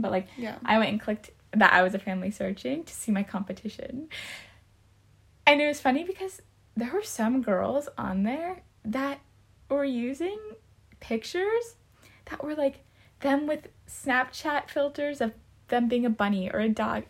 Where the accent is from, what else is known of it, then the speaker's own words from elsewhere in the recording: United States; first language English; moved away as an adult; also born or lived in Missouri / Munich, Germany; we are American and English is our native language